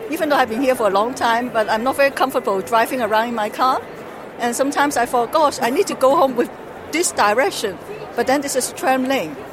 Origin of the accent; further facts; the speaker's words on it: Hong Kong; English is a second language; moved away as an adult; now in Netherlands; from Hong Kong.